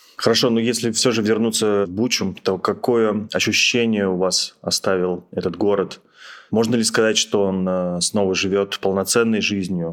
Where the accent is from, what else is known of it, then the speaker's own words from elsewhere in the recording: Russia; я задаю этот вопрос как россиянин